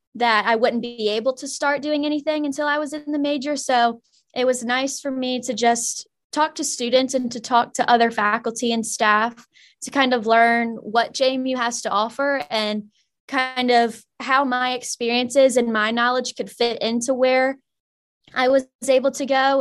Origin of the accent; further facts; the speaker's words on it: Mechanicsville, Virginia, United States; I'm from Mechanicsville, Virginia